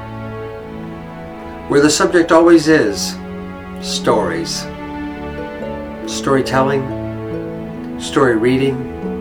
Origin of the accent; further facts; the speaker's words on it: Struthers, Ohio, United States; In my hometown